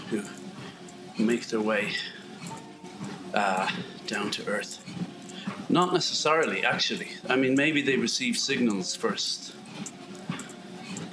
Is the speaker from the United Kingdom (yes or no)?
no; west of Ireland, Ireland; moved away; When I grew up in Ireland, it was all rectangular bales of hay